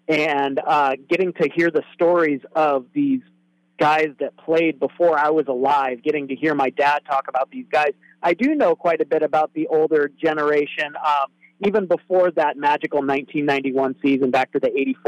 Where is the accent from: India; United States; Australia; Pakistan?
United States; Coupeville, Washington; now in Vancouver, United States; I actually grew up in a place called Whidbey Island, Washington, where I was in a place called Coopville, which is really agricultural. So actually I grew up in kind of cougar country on the west side.